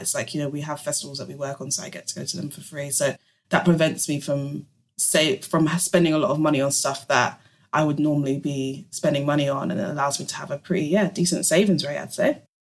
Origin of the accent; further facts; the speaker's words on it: London, United Kingdom; I'm born and raised in London, so it's kind of all I know